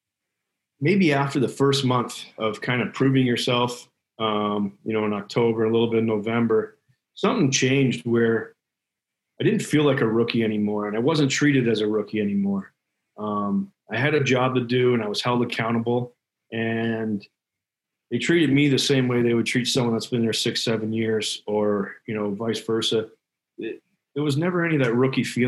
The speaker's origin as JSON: {"language": "English", "town": "Toronto", "region": "Ontario", "country": "Canada", "tie": "born or raised there", "said": "I was in Toronto, my hometown"}